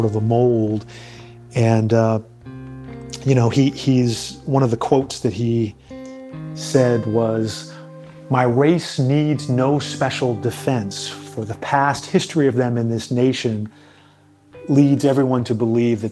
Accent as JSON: {"language": "English", "area": "outside of Boston", "region": "Massachusetts", "country": "United States", "tie": "born or raised there", "moved": "yes", "lives_now": "Charleston, United States", "said": "I grew up outside of Boston, and I got a very New England-centric view of history"}